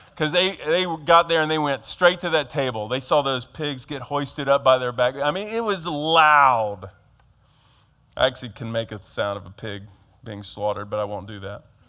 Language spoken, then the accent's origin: English; Georgia, United States; now in Harrisburg, United States; I grew up in Georgia